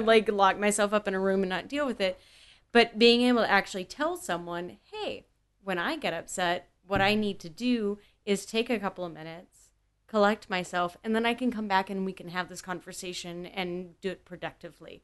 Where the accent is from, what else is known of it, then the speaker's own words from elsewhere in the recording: Waco, Texas, United States; moved away as an adult; also born or lived in Austin; now in Los Angeles, United States; I grew up in Waco